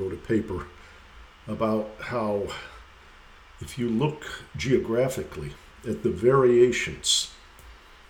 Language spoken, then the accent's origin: English; Detroit, Michigan, United States; my hometown of Detroit